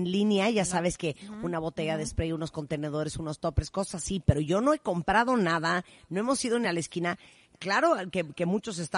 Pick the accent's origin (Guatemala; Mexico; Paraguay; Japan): Mexico; northern Mexico; Yo soy norteña y siempre he querido hacer los mejores mariscos